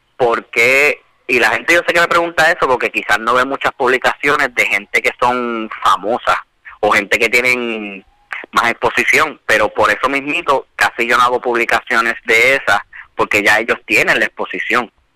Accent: Bayamón, Puerto Rico; also born or lived in Bronx, New York; yo soy natural de, de Bayamón. Este, nací en el Bronx, llegué aquí a Puerto Rico a los cuatro años

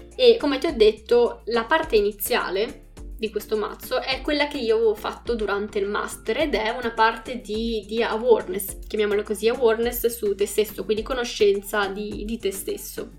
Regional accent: Bologna, Emilia-Romagna, Italy; also born or lived in Calabria (ancestry) / Tuscany; Sono nata a Bologna, ma sono mezzo sangue calabrese

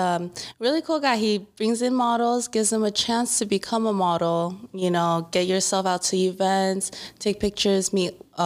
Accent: Inland Empire, California, United States; I'm originally from the IE area. I've born and raised here.

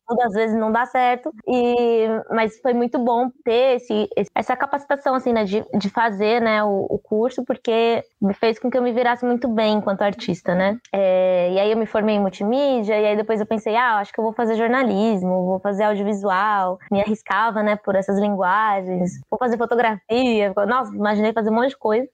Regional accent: São Paulo, Brazil; also born or lived in Juazeiro, Bahia / Curaçá, Bahia; eu vim criança, né? para São Paulo. Tanto que, assim, eu ainda tenho um pouco do dialeto de casa, né? Falo algumas coisas que é muito de casa mesmo, mas o, o sotaque é muito daqui, porque eu acabei crescendo aqui, né?

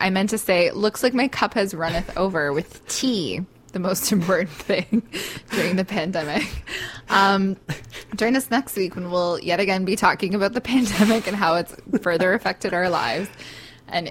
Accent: Canada; I'm Canadian.

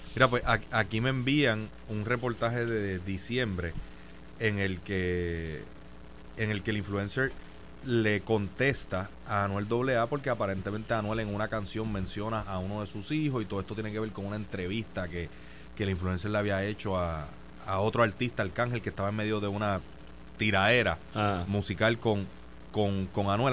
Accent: San Juan, Puerto Rico; yo soy natural de Country Club

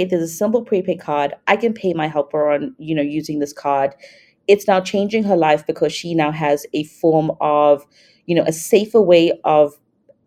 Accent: South Africa; moved away as an adult; also born or lived in Thailand / Singapore; I'm from South Africa, but I've lived in Thailand, Singapore

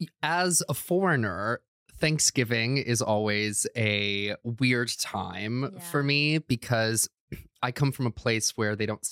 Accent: Croatia; But I was born and raised in Croatia.

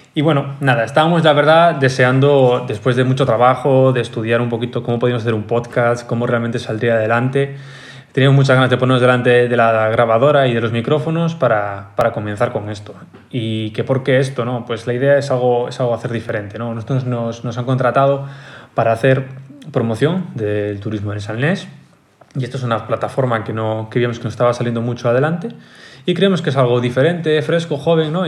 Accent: Galicia, Spain; todos somos gallegos

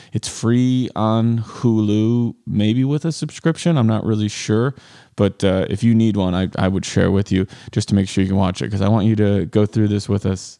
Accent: Rochelle, United States; growing up in Rochelle

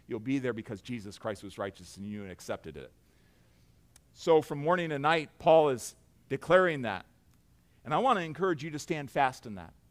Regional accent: near Fort Wayne, Indiana, United States; I grew up near Fort Wayne

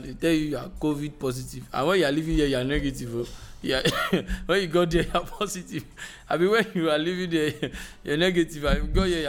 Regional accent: Nigeria

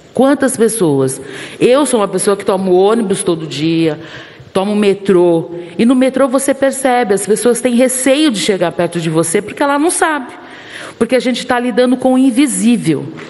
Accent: Brazil; como brasileira, como mulher, mulher negra

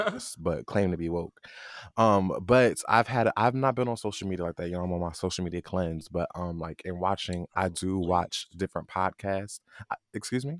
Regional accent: New Jersey, United States; I'm from Jersey.

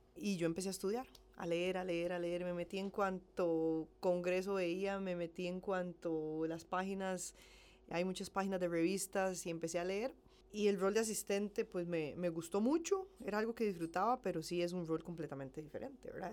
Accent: San Ramón, Alajuela, Costa Rica; moved away as an adult; now in Heredia, Costa Rica; Soy de San Ramón, de La Juela, tengo 33 años, eh, nací allá, y a los 18 me pasé a vivir a Heredia

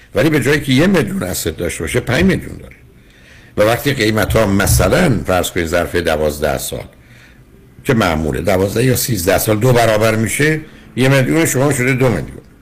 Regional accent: Iran; moved away; ما با یه ذهنیتی از ایران میایم

